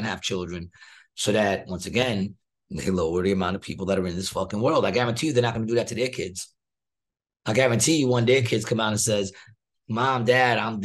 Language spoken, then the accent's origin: English; United States; I'm American